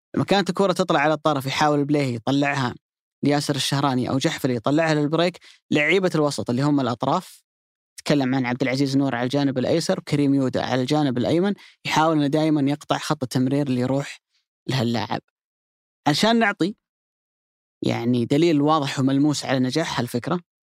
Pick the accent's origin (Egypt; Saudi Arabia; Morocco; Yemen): Saudi Arabia; عندنا في السعوديه